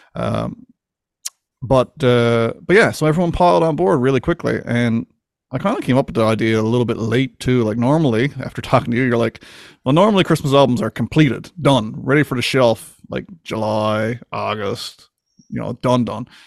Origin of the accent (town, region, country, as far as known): Newfoundland and Labrador, Canada; born or raised there